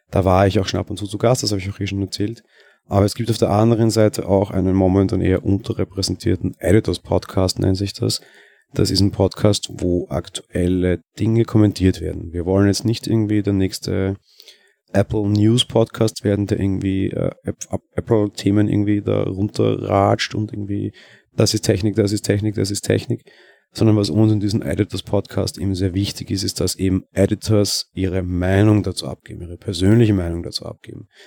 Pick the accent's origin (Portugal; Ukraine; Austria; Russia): Austria; Vienna; ich komme aus Wien, man erkennt es dann wahrscheinlich auch an der Stimme